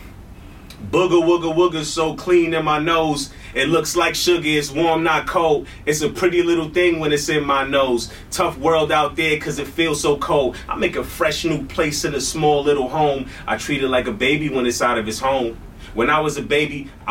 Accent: New York City, New York, United States; I grew up in Brooklyn, New York.

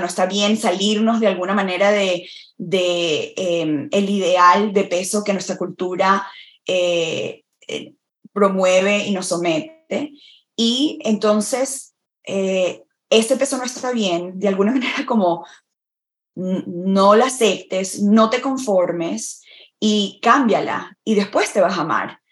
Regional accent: Venezuela; moved away as an adult; also born or lived in Florida, United States / Vermont, United States; now in United States; en mi país, en Venezuela, que es donde nací y crecí

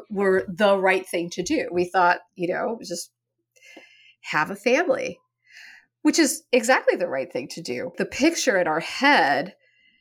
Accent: Western Oregon, United States; moved away as an adult; also born or lived in Annapolis, Maryland; I grew up in Oregon and in Western Oregon, where insects are very small

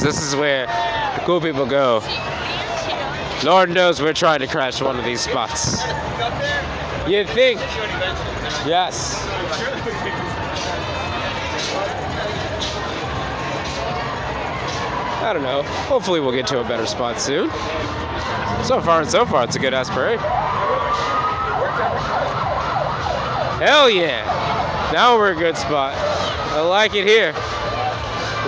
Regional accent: New Orleans, Louisiana, United States; We grew up on Broad Street.

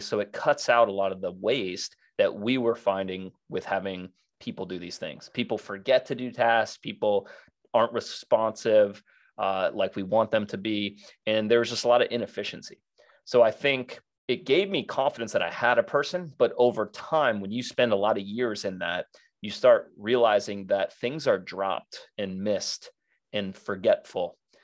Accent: South Florida, United States; I grew up in South Florida wakeboarding

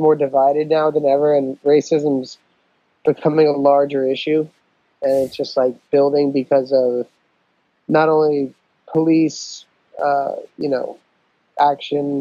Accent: New York, United States; I'm not black, but I grew up in New York

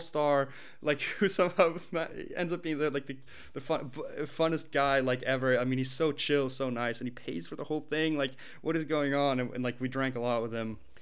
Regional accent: China; moved away; also born or lived in Sweden; when I was growing up in China

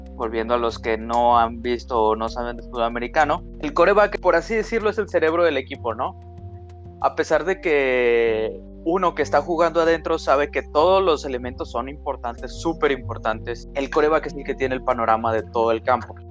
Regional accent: Torreón, Coahuila, Mexico; yo crecí en Torreón, Coahuila

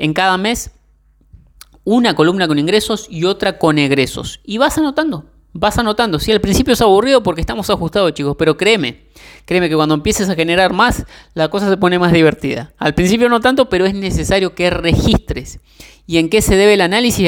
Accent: Argentina; yo soy de Argentina

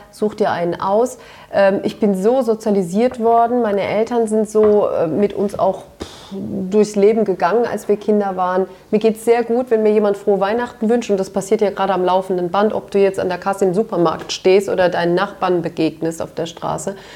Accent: Turkey; ja, aber da sage ich dir als Türkin, ähm, dass ich das nicht so gut finde.

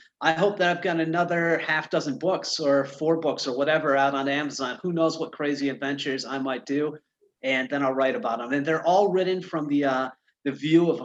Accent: Michigan, United States; I'm from Michigan

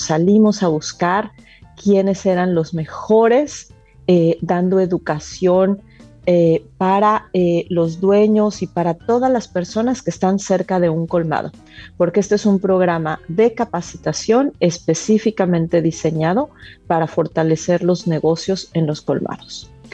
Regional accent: Mexico; yo soy mexicana

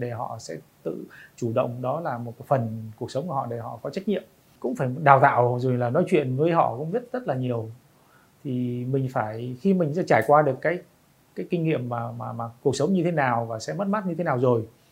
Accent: Vietnam; tôi là người Việt Nam

